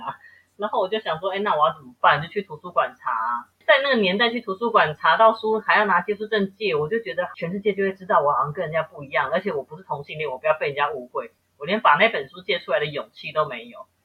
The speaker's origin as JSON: {"language": "Chinese", "town": "Taipei", "country": "Taiwan", "said": "我是台北人"}